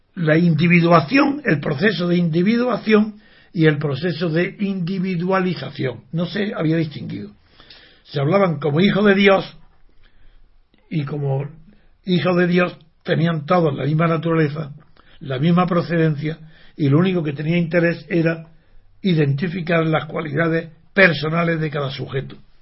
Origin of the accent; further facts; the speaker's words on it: Órgiva, Andalusia, Spain; ser de Órgiva o ser de la Alpujarra, como yo soy